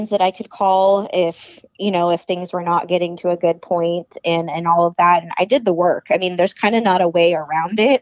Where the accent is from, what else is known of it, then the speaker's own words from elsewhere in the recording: Arizona, United States; I grew up in Arizona.